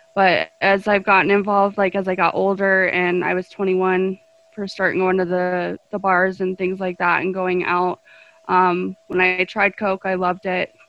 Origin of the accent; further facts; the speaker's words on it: Golden, Colorado, United States; I was uh, born and raised in the metro area. Um, I was in Golden for the first part of my life